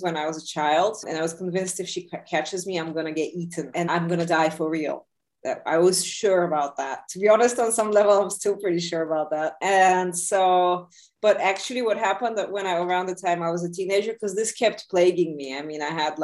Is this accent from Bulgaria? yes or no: yes; Bulgaria; moved away; also born or lived in Soviet Union / New York; I grew up mostly like in Bulgaria. I was also in the Soviet Union a bit, but in Bulgaria.